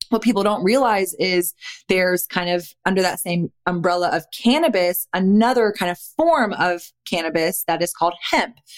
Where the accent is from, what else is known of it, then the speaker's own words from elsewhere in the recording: Austin, Texas, United States; I'm born and raised in Austin, Texas, never lived anywhere but Austin, Texas